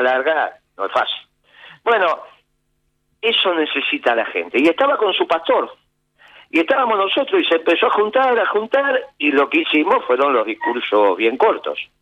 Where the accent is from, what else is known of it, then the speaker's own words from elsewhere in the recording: San Martín, Buenos Aires Province, Argentina; soy de San Martín, me tocó en José León Suárez